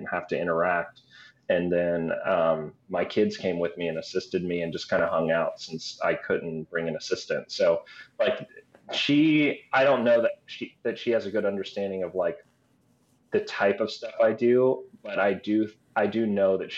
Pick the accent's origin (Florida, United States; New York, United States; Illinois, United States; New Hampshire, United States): Florida, United States; Tallahassee; part Asian and growing up in like a weird town in the South, like Tallahassee.